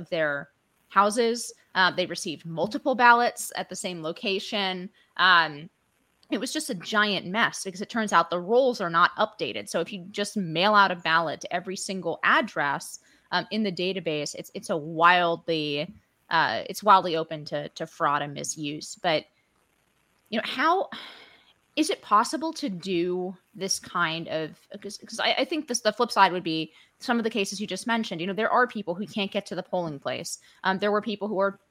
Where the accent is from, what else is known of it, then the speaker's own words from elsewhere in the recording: California, United States; moved away; my home state of California